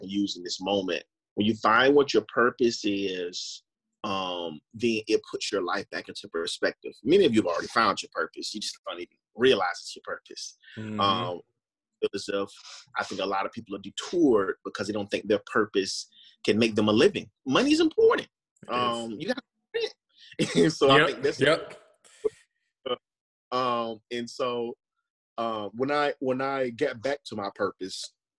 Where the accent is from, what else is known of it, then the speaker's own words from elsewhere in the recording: Florida, United States; I'm born and raised in Florida.